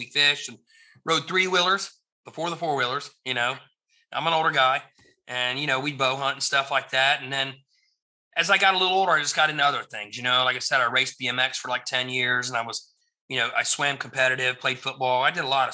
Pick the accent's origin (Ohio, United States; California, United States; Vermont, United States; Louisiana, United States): Ohio, United States; Cincinnati; growing up in Ohio, my mom and dad weren't really into fishing, hunting, or stuff like that. We lived in Cincinnati.